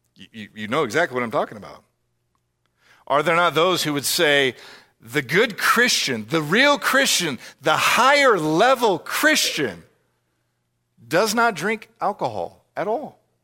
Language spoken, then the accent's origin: English; United States; us as American listeners